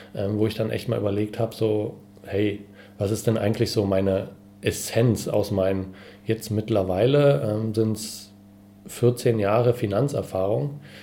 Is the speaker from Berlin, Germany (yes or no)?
yes; Berlin, Germany; bin Berliner